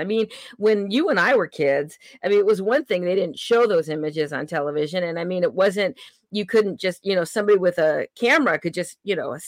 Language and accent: English; California, United States; moved away; I hail from California, even though I don't live there anymore